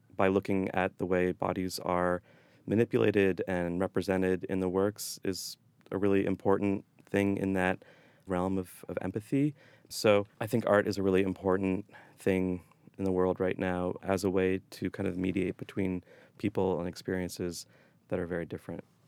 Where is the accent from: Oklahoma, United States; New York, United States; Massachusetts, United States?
Massachusetts, United States; Boston; moved away; I'm from the Boston area, but I moved back here two years ago